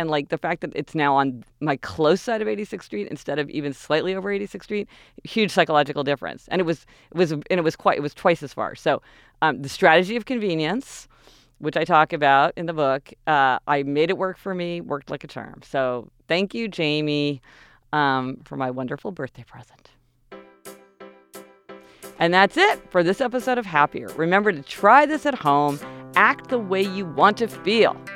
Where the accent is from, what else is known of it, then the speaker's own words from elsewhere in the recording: Kansas City, Missouri, United States; we're spoiled growing up in Kansas City.